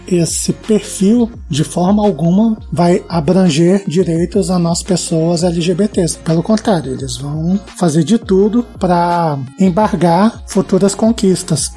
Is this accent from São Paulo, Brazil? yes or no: no; Brasília, Federal District, Brazil; sou de Brasília